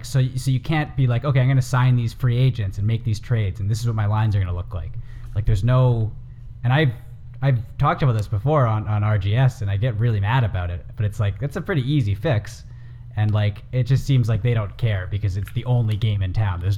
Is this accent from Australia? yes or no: no; Canada; also born or lived in Vancouver; now in Los Angeles, United States; as a Canadian